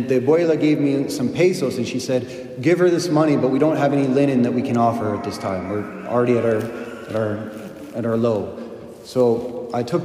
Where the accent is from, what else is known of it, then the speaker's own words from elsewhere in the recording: United States; I'm an American